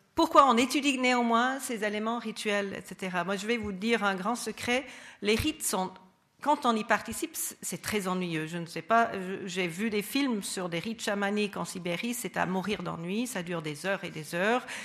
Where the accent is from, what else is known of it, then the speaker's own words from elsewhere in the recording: United States; moved away; mon pays d'origine, les États-Unis